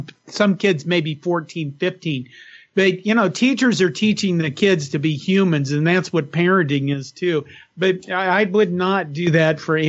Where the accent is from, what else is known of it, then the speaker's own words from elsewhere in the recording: Western Nebraska, United States; When I grew up in Western Nebraska, we didn't have any foreign languages that I remember